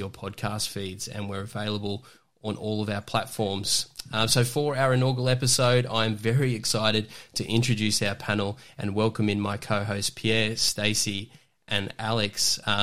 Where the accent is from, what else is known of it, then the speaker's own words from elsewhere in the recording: Newcastle, New South Wales, Australia; I'm from Newcastle